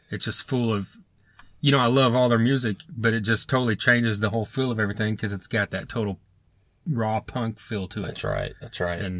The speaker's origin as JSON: {"language": "English", "region": "Oklahoma", "country": "United States", "said": "Oklahoma here, but they're from Nebraska"}